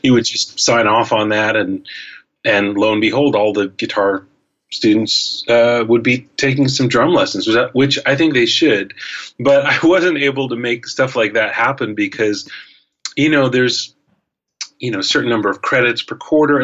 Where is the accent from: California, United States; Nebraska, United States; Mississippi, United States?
California, United States; Los Angeles; also born or lived in San Francisco / New York City; LA is a good place to kind of settle down, and it's actually my hometown. I grew up here.